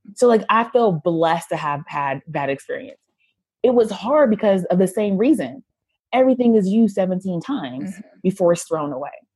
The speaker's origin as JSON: {"language": "English", "country": "United States", "also_born_or_lived": "Haiti", "said": "I'm an American woman with a lot of privilege"}